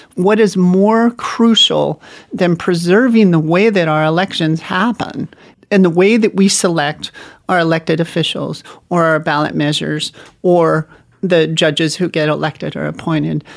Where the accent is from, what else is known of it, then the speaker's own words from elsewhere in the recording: Montana, United States; my home state of Montana